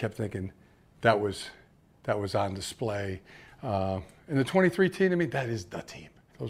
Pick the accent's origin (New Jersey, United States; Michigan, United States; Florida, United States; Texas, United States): Michigan, United States; Ann Arbor; as a young kid growing up in Ann Arbor